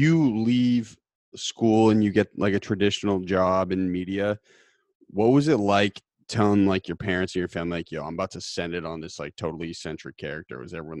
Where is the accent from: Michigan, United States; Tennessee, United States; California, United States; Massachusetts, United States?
Massachusetts, United States; Boston; He's from our city, man. I'm from Boston.